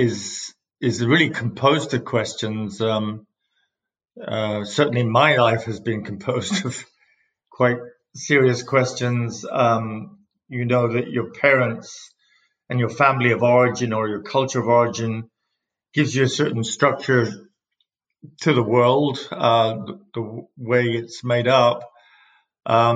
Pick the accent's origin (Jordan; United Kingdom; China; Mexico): United Kingdom; England; moved away as an adult; also born or lived in upstate New York; now in Syracuse, United States; As you can tell from my accent, I come from England